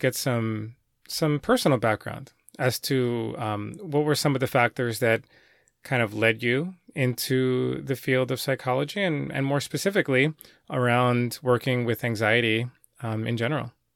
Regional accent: New York City, New York, United States; my hometown of New York City

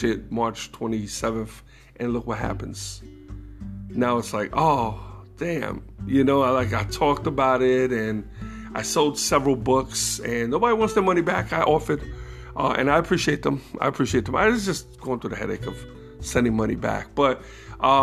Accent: New York City, New York, United States; New York City, my New York heritage, you know. So you know, growing up in New York

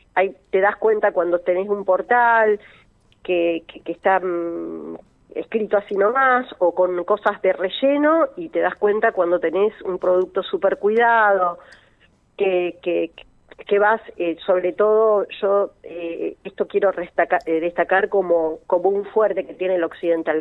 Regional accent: Rosario, Santa Fe, Argentina; now in Funes, Argentina; cuando a mí me preguntan de dónde soy, yo digo de Rosario

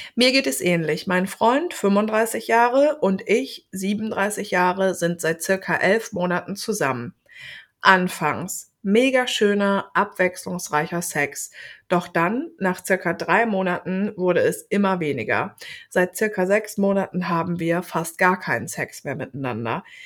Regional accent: Germany; wir als Deutsche

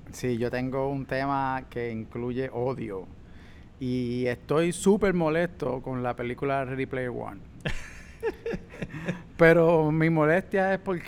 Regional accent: Puerto Rico; somos puertorriqueños

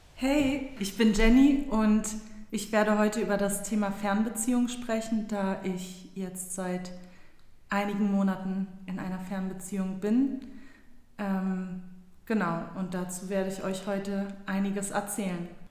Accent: Berlin, Germany; also born or lived in Istanbul, Turkey; Bin ja auch gebürtige Berlinerin

